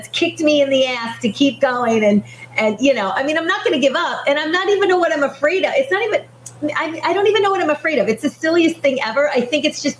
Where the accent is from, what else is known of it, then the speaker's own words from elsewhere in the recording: Michigan, United States; I was born and raised in Michigan. So I'm a Michigander